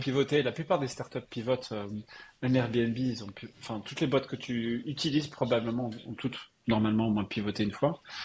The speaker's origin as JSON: {"language": "French", "town": "Strasbourg", "region": "Grand Est", "country": "France", "tie": "born or raised there", "also_born_or_lived": "Colmar / Paris / California / Montreal", "moved": "as an adult", "said": "je suis né à Strasbourg. Euh, j'ai fait euh, une grosse partie de mes études euh, en Alsace."}